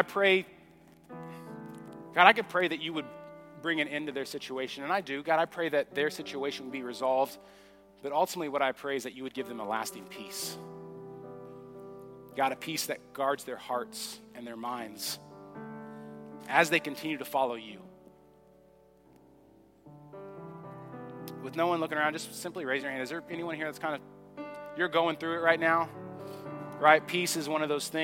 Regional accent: Oklahoma, United States; I grew up in Sepulveda, Oklahoma.

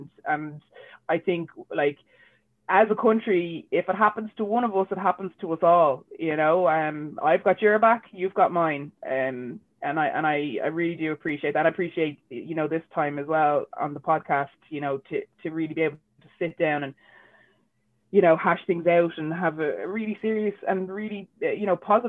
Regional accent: Ireland; And it's not because I'm mixed race. It's because I'm Irish and I love our culture and it's how I grew up, you know.

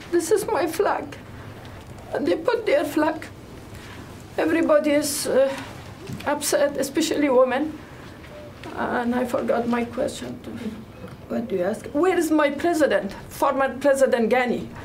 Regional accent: Afghanistan; moved away; I'm from Afghanistan

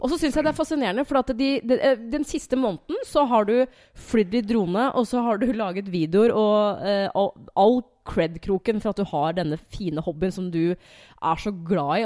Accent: Hamar, Innlandet, Norway; Jeg er jo fra Hamar. Jeg er jo vokst opp der.

